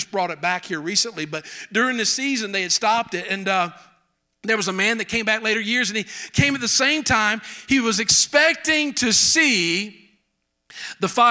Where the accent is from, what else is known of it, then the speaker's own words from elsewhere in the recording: South Carolina, United States; accent: Southern; I'm from South Carolina.